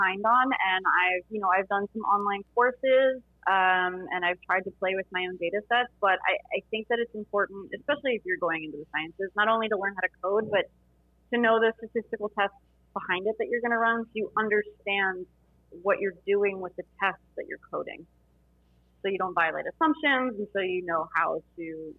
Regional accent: South Florida, United States; I'm from South Florida

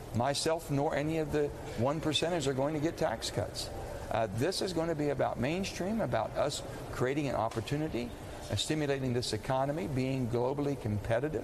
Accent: West Virginia, United States; It's not how I was raised in West Virginia

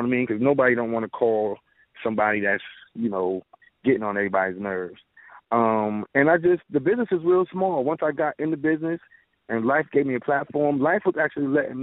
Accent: Troy, New York, United States; I'm originally from Troy, New York. Grew up in the church singing

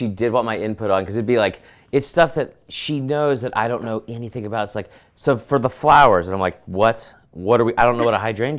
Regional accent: Georgia, United States; I grew up in Georgia.

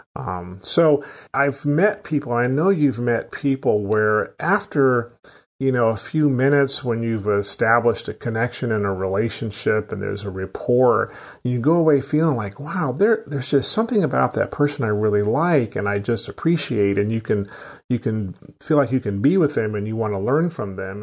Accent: Sacramento, California, United States; I grew up in Sacramento, California

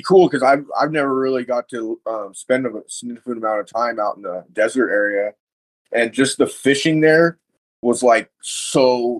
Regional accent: California, United States; now in Washington, United States; I'm from California.

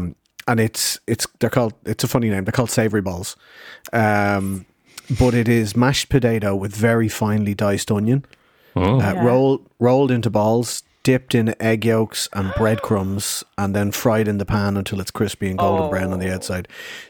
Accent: Madrid, Community of Madrid, Spain; born there; I was born here in Madrid.

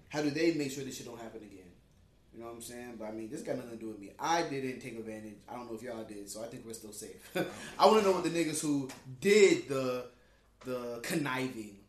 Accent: Palm Beach County, Florida, United States; we're from Palm Beach County

